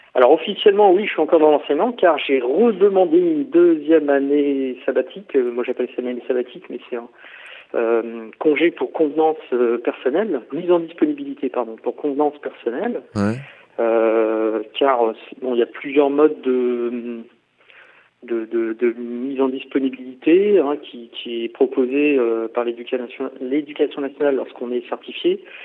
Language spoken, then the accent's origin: French; Paris region, Île-de-France, France; moved away as an adult; also born or lived in Orléans / Aix-en-Provence; now in Poitiers, France; moi je viens de la région parisienne, je suis né à Paris, enfin à Paris en, en sur seine voilà, pour ceux qui connaissent, dans le 92. Euh, et j'ai, j'ai vécu tout le temps, voilà, en région parisienne